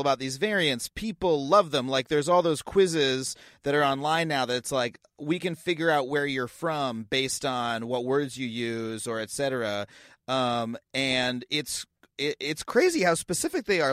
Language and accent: English; Long Island, New York, United States; I grew up on Long Island, um, which is, you know, has a, has a pretty thick accent associated with it